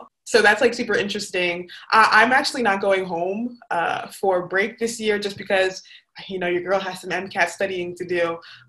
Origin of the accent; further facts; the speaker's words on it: Nigeria; So I'm Nigerian. My parents are from Nigeria.